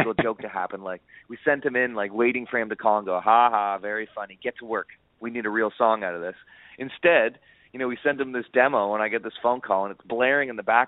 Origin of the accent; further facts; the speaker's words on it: Niagara Falls, Ontario, Canada; growing up in Niagara Falls, really close to the U.S. border